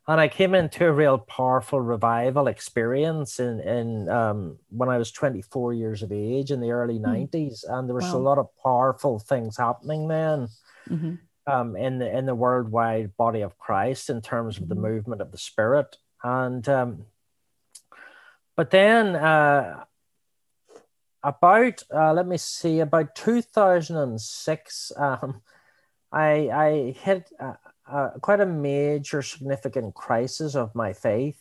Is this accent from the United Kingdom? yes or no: yes; Belfast, Northern Ireland, United Kingdom; moved away as an adult; now in New Zealand; I was brought up in Belfast in Northern Ireland